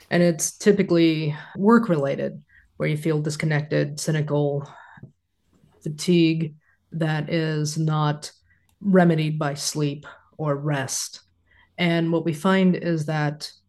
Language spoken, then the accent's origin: English; Kansas, United States; I'm a Midwesterner, born and raised here in Kansas